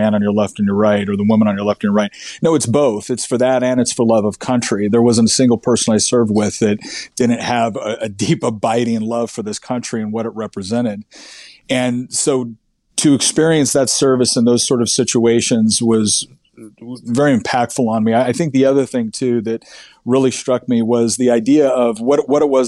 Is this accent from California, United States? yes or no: yes; Northern California, United States; now in Virginia, United States; I was born and raised in Northern California.